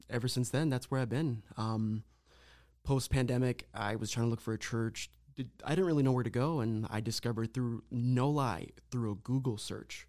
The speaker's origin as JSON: {"language": "English", "area": "Lorain County", "region": "Ohio", "country": "United States", "tie": "born or raised there", "said": "I was born and raised here in Lorraine County, lived my whole life, um, Puerto Rican background"}